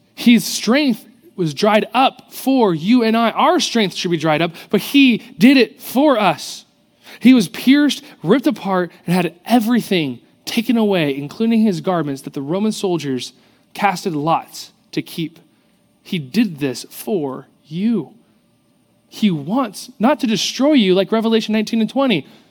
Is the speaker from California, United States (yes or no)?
yes; South Orange County, California, United States; growing up in South Orange County, I grew up around pools and the ocean.